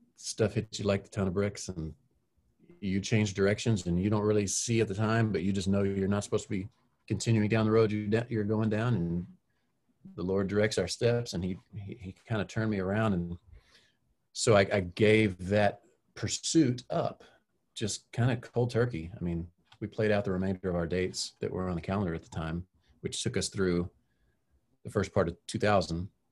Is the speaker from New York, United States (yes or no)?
no; Texas, United States; growing up in Texas, there's lots of country music